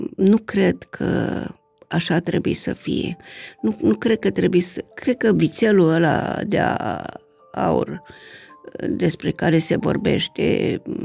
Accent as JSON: {"language": "Romanian", "country": "Romania"}